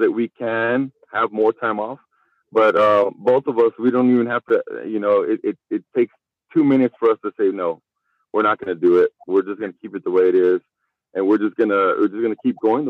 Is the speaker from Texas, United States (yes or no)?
yes; El Paso, Texas, United States; We're both from El Paso